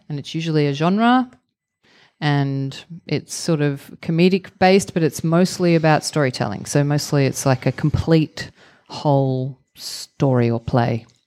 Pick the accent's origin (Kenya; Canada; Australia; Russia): Australia; Victoria; also born or lived in Melbourne, Australia; I grew up in the countryside in Victoria, which is mm -hmm. the mm-hmm. state uh, where Melbourne is the capital.